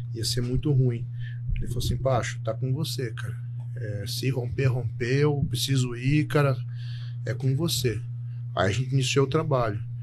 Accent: Telêmaco Borba, Paraná, Brazil; moved away as an adult; also born or lived in Curitiba; sou nascido em Telêmaco Borba, interior do Paraná, mas a maioria das pessoas me conheceu em Curitiba, onde eu fui fazer faculdade

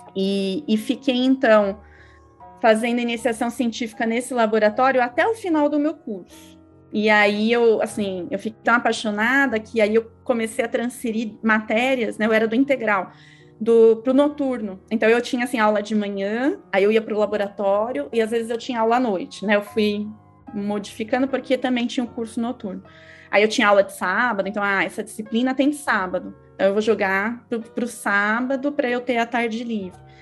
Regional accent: São Paulo, Brazil; eu sou aqui de São Paulo, lá no Tatuapé

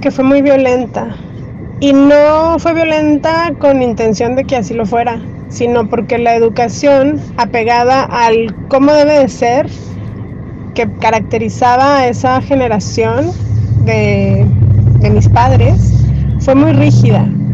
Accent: Torreón, Coahuila, Mexico; Yo nací hace 40 años en Torreón, Coahuila

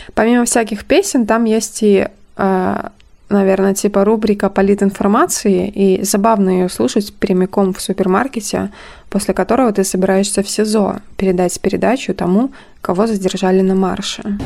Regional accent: Brest Region, Belarus; я упоминала, что родом из Брестской области

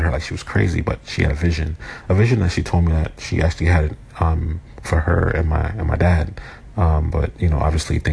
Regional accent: New York City, New York, United States; I was born in Brooklyn, New York in 1980, September 12th.

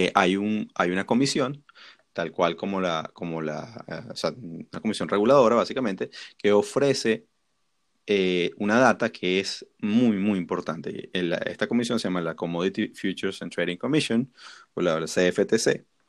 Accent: Venezuela; nosotros que somos venezolanos

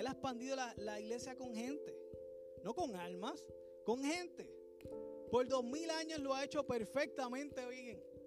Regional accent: Puerto Rico; nosotros que somos puertorriqueños

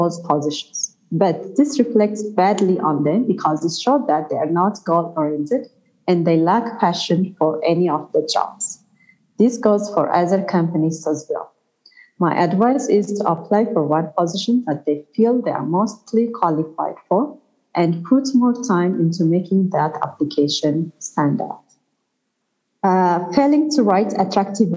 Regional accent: Ethiopia; my home country, Ethiopia

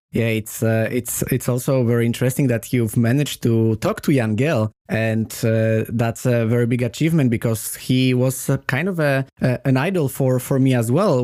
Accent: Poland; moved away; also born or lived in Sweden; I was coming only from Poland, from quite close country

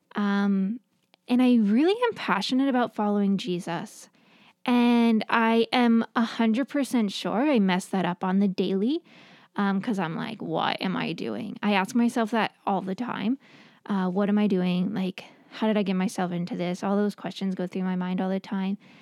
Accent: New York, United States; moved away; I grew up in New York, and so we had ocean, not lake

